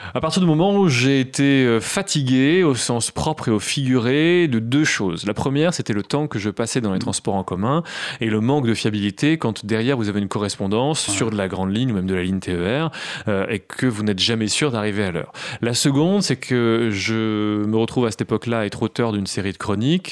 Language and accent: French; Creil, Hauts-de-France, France; also born or lived in Nogent-sur-Oise; je suis natif de Creil